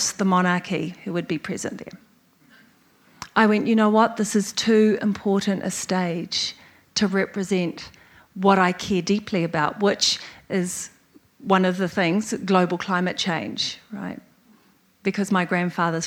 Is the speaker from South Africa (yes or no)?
no; New Zealand; as a New Zealander, as a Pacifica person